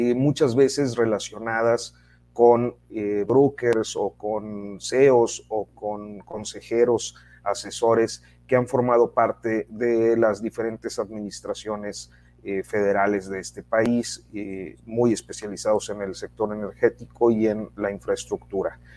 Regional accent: Mexico

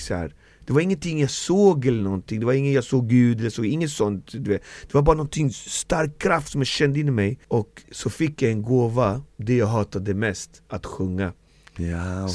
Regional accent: Alby, Stockholm County, Sweden; Jag bor kvar där jag är född, fostrad och uppvuxen

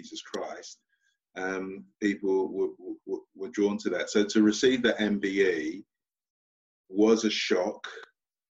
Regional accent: London, United Kingdom; moved away; also born or lived in Portsmouth; from Stratford, East London, lived in the 17th floor of a block of flats.

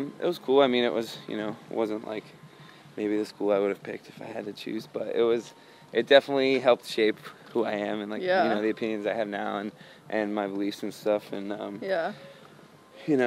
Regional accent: North Carolina, United States; also born or lived in Connecticut; she was born and raised in North Carolina, so she was, like, raised in the South, and that's where we grew up

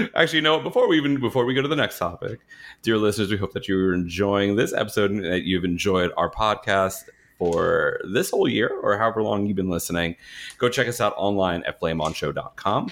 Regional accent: New York, United States; moved away; also born or lived in Florida; I grew up in New York

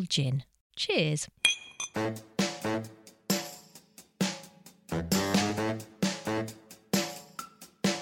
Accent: Croydon, London, United Kingdom; I am from Croydon

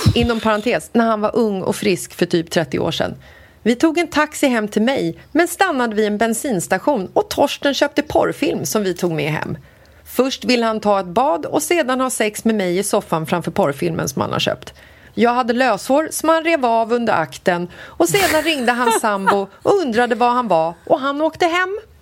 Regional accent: Sweden; vi är från Sverige

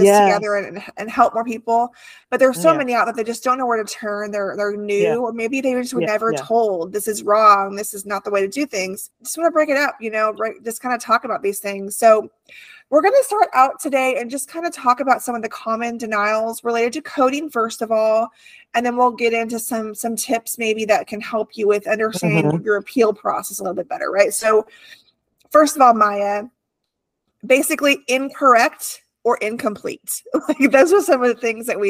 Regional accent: California, United States; moved away; I grew up in California, different kind of heat. I had the beach near me

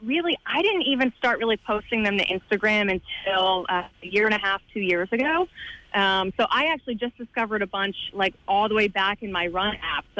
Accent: New Jersey, United States; I'm from New Jersey, so I'm from, you know, East Coast.

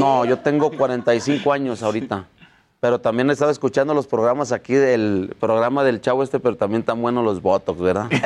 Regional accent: Mexico; Somos los primeros mexicanos en ser entrenador y boxeador del año

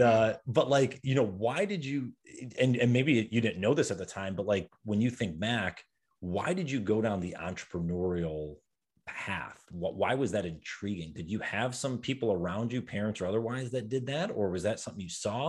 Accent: New York, United States; moved away; I'm from New York originally

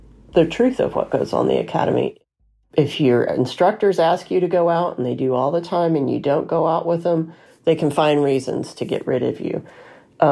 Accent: Alabama, United States; moved away as an adult; also born or lived in California; I was raised in Alabama

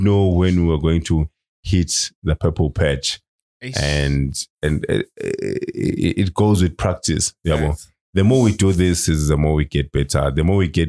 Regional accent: Manzini, Eswatini; I'm from Manzini

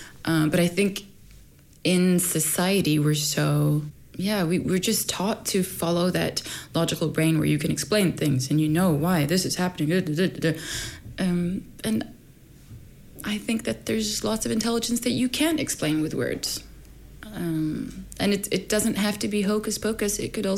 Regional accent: Sweden; born there; also born or lived in Egypt; My parents are Egyptian. I was born in Sweden.

